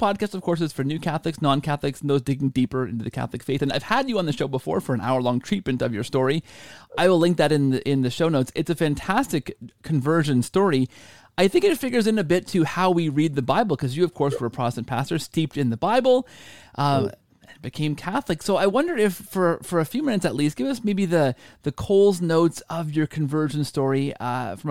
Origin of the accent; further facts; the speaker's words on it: Canada; all of my Canadian life.